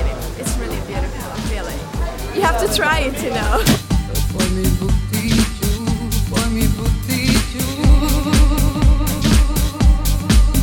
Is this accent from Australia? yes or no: no; Hungary; I'm from Hungary